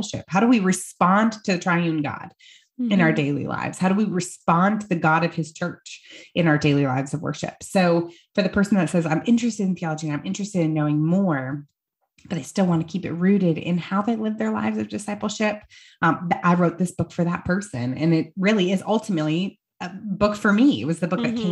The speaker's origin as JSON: {"language": "English", "region": "Iowa", "country": "United States", "tie": "born or raised there", "moved": "yes", "lives_now": "Greenville, United States", "said": "I grew up in Iowa"}